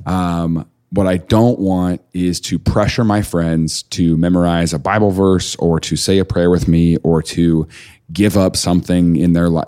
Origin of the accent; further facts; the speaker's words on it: Mount Vernon, Missouri, United States; moved away; I didn't know a black person growing up in Mount Vernon.